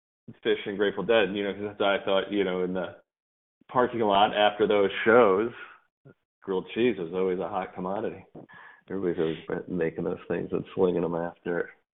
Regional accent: Northeast, United States; I grew up in the Northeast

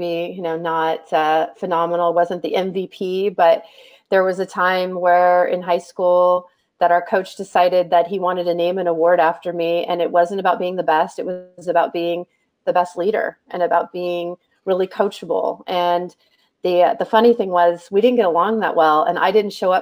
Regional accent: San Mateo, California, United States; I grew up in San Mateo, California

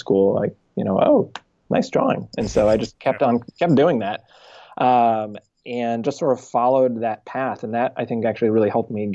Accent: Danville, California, United States; also born or lived in Martinez, California; I grew up in Northern California

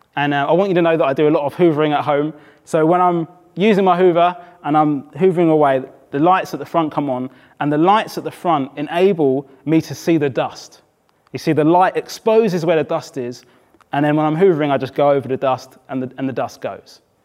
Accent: Brighton, South East England, United Kingdom; moved away; also born or lived in Oxford / South East London; I had moved from Oxford, I grew up in Brighton

